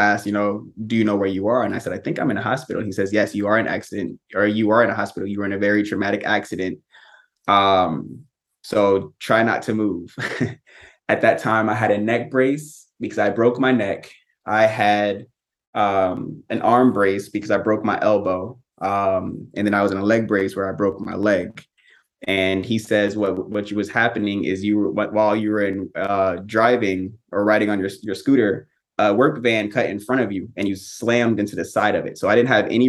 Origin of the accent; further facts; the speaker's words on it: Tampa, Florida, United States; born and raised in Tampa, Florida